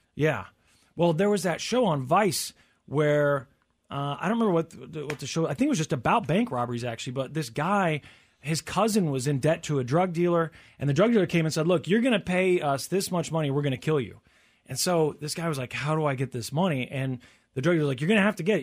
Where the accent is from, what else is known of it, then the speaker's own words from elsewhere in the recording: Tornado Alley, United States; growing up in Tornado Alley